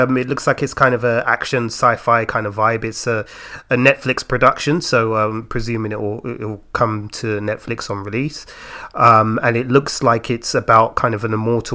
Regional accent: London, United Kingdom; I'm from Peckham

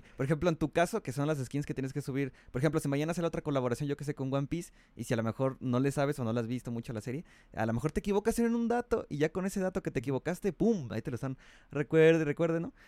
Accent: Mexico City, Mexico; aquí en México, bueno, aquí, yo que soy aquí de Chilango

